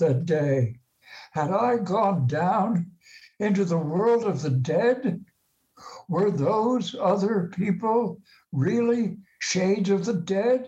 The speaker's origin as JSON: {"language": "English", "town": "Maplewood", "region": "New Jersey", "country": "United States", "tie": "born or raised there", "moved": "yes", "said": "I grew up in Maplewood nearby"}